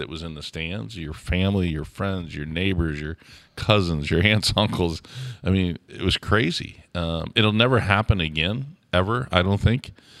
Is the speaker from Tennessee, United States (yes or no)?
no; St. Louis, Missouri, United States; Well, growing up in St. Louis, we called it hock sock.